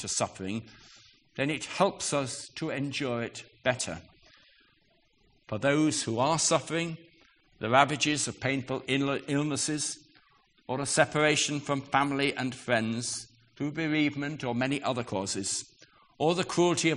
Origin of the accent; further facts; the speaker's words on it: United Kingdom; we're British